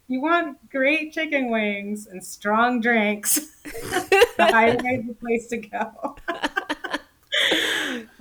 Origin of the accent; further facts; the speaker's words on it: Orlando, Florida, United States; I am from Florida